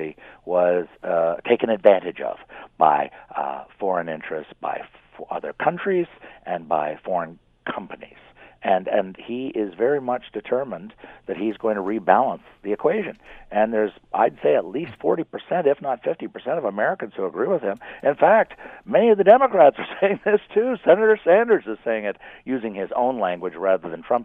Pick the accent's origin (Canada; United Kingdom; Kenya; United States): Canada; I am a Canadian